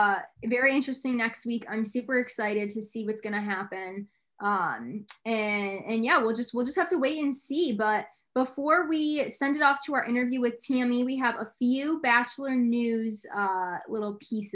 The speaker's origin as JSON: {"language": "English", "town": "Batavia", "region": "New York", "country": "United States", "also_born_or_lived": "Ithaca, New York", "said": "I'm from Batavia, New York."}